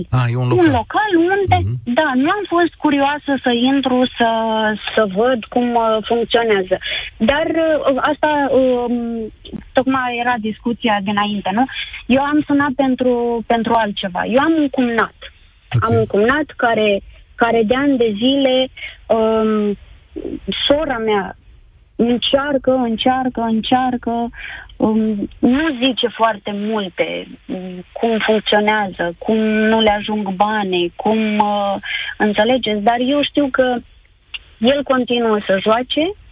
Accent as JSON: {"language": "Romanian", "town": "Darabani", "region": "Botoșani County", "country": "Romania", "said": "Uh, din Darabani."}